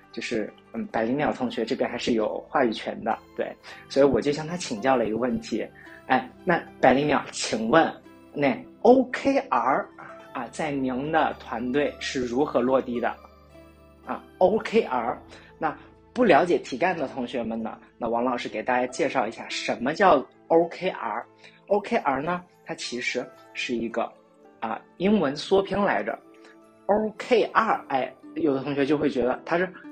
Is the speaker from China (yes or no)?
yes; China; 我们中国人